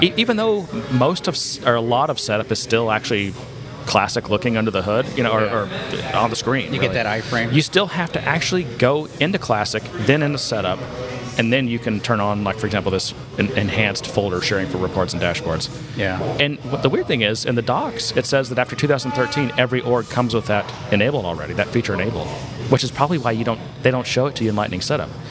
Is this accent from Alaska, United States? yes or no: no; Frisco, Texas, United States; I'm from Frisco, Texas